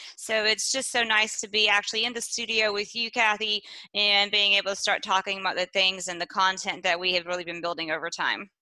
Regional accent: East Texas, United States; moved away; I'm from East Texas and we have different set of rules back home.

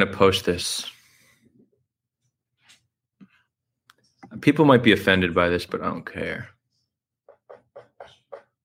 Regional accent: New York, United States; now in Los Angeles, United States; I was born in New York

